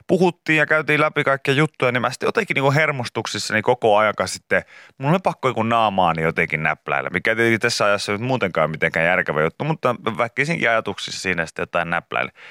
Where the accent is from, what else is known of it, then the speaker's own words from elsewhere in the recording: Kemi, Lapland, Finland; Me, me, mekin ollaan Kemistä.